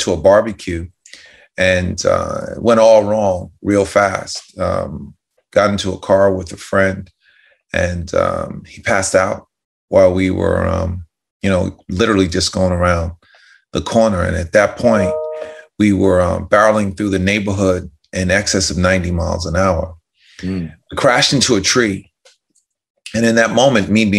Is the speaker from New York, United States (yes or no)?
yes; White Plains, New York, United States; born or raised there